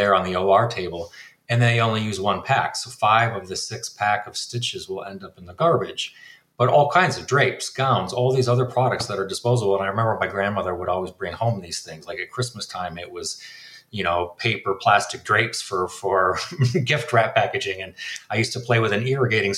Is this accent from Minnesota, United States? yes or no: yes; Minnesota, United States; moved away as an adult; now in Washington, D.C., United States; growing up, I grew up in Minnesota